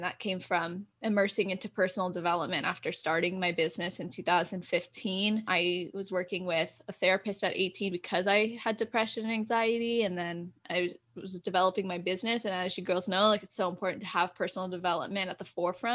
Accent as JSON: {"language": "English", "region": "California", "country": "United States", "tie": "born or raised there", "said": "I was born and raised in Cali, just turned 24 in December, and I live in California"}